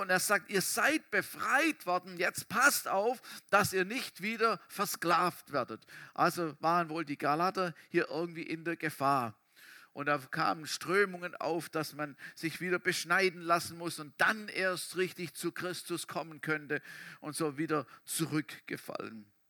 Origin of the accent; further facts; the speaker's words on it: Germany; wir Deutsche